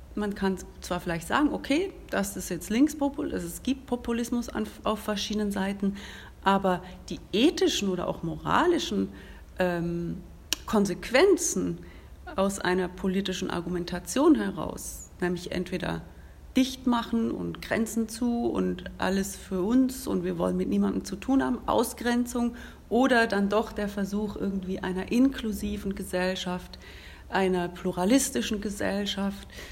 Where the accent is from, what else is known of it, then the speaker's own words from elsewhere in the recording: Switzerland; wir in der Schweiz